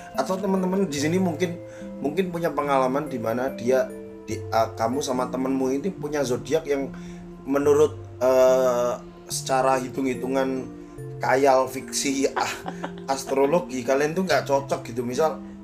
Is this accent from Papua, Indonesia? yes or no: no; Medan, North Sumatra, Indonesia